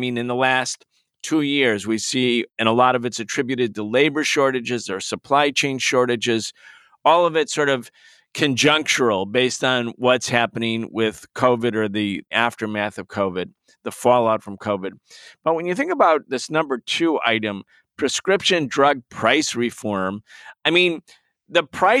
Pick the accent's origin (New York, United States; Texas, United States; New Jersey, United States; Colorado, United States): New York, United States; Western; I'm from Western New York, so people in Rochester and Buffalo, where I come from